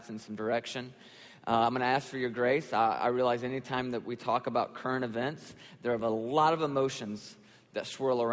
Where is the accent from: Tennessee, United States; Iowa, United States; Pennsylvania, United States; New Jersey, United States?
Tennessee, United States; Nashville; I'm actually from Nashville and grew up in Nashville and pastor a church there in Nashville.